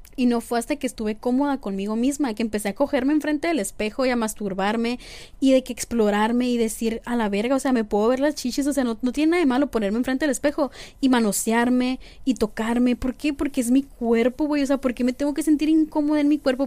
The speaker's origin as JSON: {"language": "Spanish", "country": "Mexico", "said": "como mexicanos"}